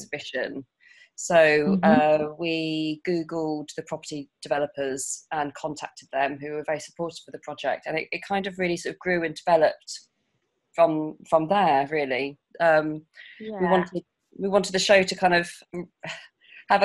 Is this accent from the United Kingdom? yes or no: yes; Portsmouth, South East England, United Kingdom; moved away; I'm South Sea based. I'm originally from Portsmouth and moved back about 6 years ago now.